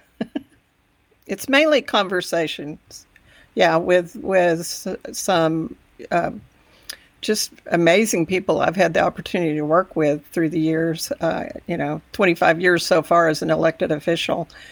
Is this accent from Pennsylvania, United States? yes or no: no; Texas Panhandle, United States; also born or lived in Amarillo, Texas; I grew up in the Panhandle about an hour away, and, uh, I am very much a Texas girl